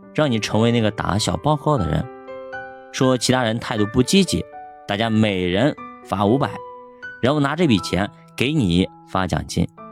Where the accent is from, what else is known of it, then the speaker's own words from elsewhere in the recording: China; 我们中国人的职场